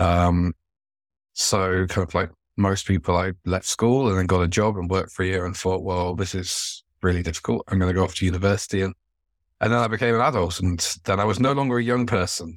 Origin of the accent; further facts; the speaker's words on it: Devon, South West England, United Kingdom; I grew up in Devon, going to steam railways